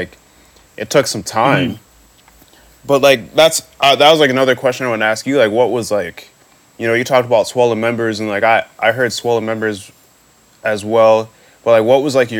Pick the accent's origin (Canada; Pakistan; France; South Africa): Canada; also born or lived in United States; growing up in Canada, like, I moved to Canada in 2001 from the States